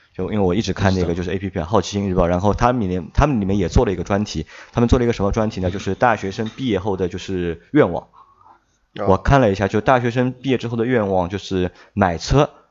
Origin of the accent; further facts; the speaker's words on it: China; 我们中国人的传统